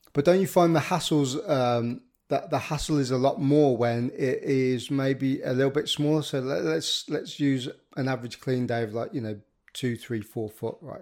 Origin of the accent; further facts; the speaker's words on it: the Midlands, England, United Kingdom; I'm a Midlander myself